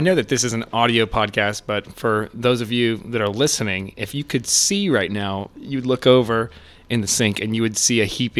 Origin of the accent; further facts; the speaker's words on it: Lakeland, Florida, United States; Yeah, I grew up in Lakeland